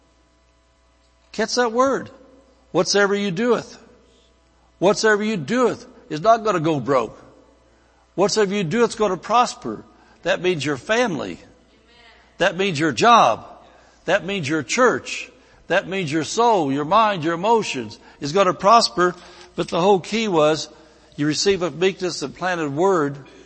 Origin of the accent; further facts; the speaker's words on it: Indiana, United States; moved away as an adult; I could have stayed back in Indiana